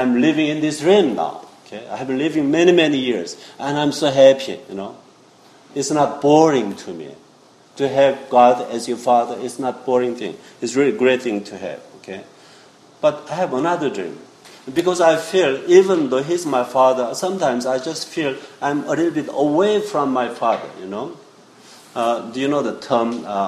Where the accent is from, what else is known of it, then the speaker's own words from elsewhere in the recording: South Korea; moved away; I was born in South Korea, Seoul